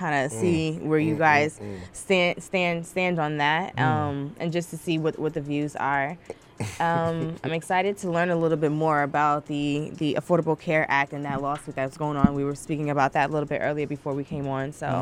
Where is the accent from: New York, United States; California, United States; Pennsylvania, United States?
New York, United States; New York City; born and raised in the Bronx